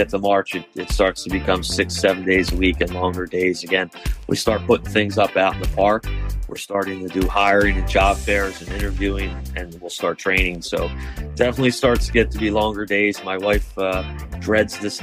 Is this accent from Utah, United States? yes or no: no; Somers Point, New Jersey, United States; now in Ocean City, United States; I grew up here at the shore my whole life. I grew up in Summers Point. Now I live in Ocean City